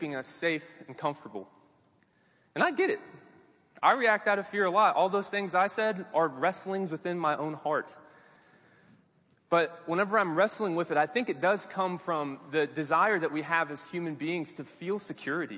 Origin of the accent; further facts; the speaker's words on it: Kansas City, United States; moved away as an adult; also born or lived in Arkansas; I grew up in Kansas City